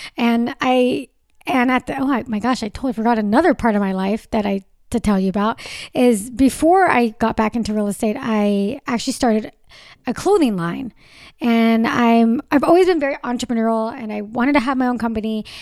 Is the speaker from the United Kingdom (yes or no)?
no; Southern California, United States; I born and raised in Southern California.